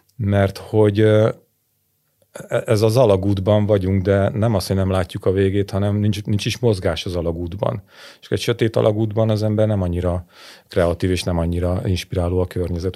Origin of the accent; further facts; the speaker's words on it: Hungary; now in Budapest, Hungary; én vidéki vagyok, csak én Budapesten élek